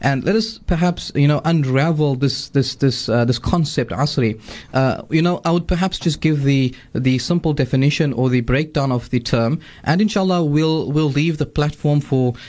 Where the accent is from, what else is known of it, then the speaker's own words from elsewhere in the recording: South Africa; the Muslim community of our South Africa